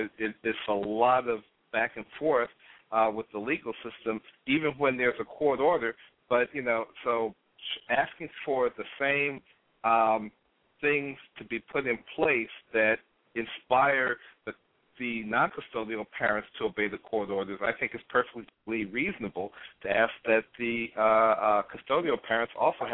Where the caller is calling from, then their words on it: Munster, Indiana, United States; I'm calling from Munster, Indiana